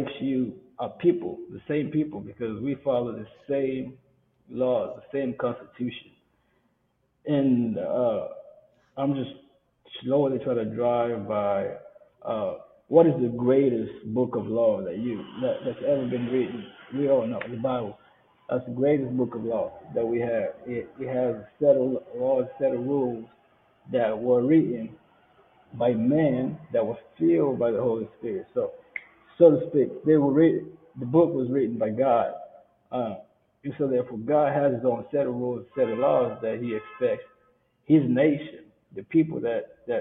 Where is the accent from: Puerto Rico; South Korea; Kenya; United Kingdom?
Kenya; moved away; we come from Kenya